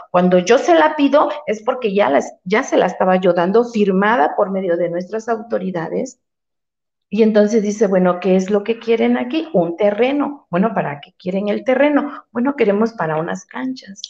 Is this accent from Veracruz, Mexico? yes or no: yes; Veracruz, Mexico; also born or lived in Puerta Cañada, Puebla; now in Cañada Morelos, Mexico; Yo mis raíces son de Jarochas. Yo vengo del estado de Veracruz.